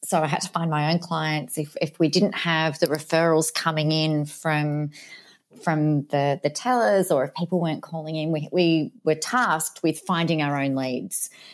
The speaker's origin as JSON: {"language": "English", "town": "Adelaide", "region": "South Australia", "country": "Australia", "moved": "yes", "lives_now": "Mildura, Australia", "said": "originally hailed from the big, bold city of Adelaide in Australia"}